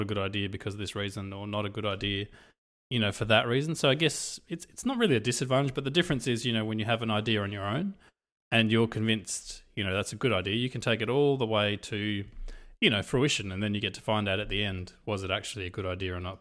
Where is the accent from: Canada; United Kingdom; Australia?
Australia; also born or lived in Europe; I come from Europe. I've kind of grown up in Australia